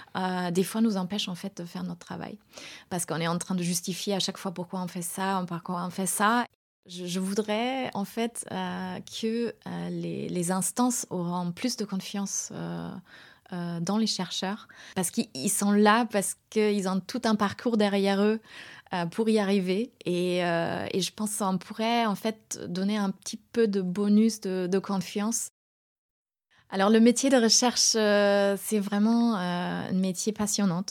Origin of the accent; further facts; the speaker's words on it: Germany; moved away as an adult; also born or lived in Göttingen, Germany / United States; now in France; je suis née en Allemagne